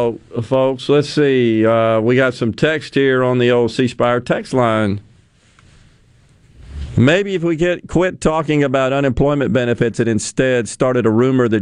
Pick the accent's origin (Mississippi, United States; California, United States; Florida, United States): Mississippi, United States; Ridgeland; In my hometown of Ridgeland